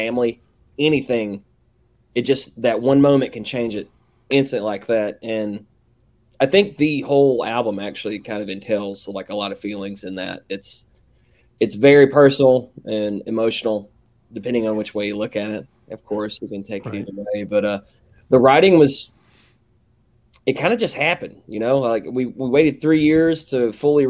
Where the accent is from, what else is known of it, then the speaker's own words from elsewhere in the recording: the South, United States; accent: southern; my southern ass accent